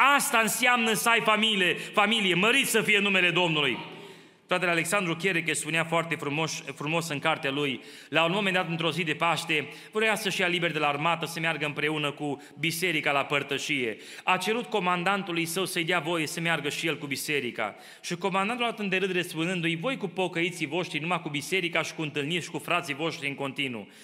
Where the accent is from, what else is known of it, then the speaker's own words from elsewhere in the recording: Romania; now in Kitchener, Canada; Ca și români, crescând în România